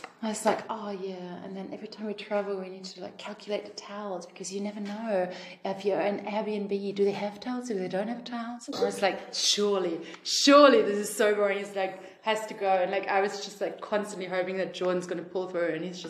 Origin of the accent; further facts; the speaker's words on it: Australia; Like I'm from Australia, she's from Germany.